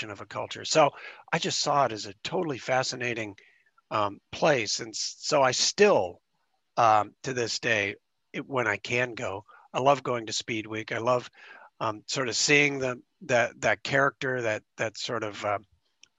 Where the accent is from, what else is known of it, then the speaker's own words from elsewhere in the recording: Spokane, Washington, United States; I was growing up in Spokane